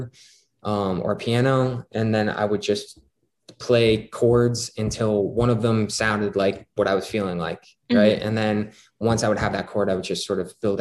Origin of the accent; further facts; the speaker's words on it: Scranton, Pennsylvania, United States; my hometown of Scranton, Pennsylvania